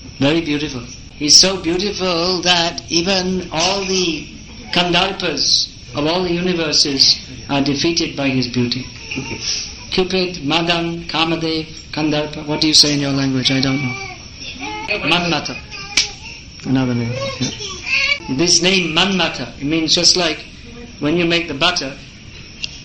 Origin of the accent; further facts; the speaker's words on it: England, United Kingdom; I was born in England